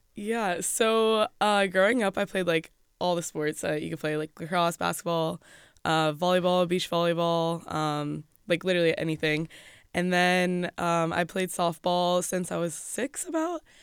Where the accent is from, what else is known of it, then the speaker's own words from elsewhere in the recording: Florida, United States; moved away as an adult; also born or lived in Rochester, New York / Jacksonville, Florida; now in State College, United States; we were in Florida all growing up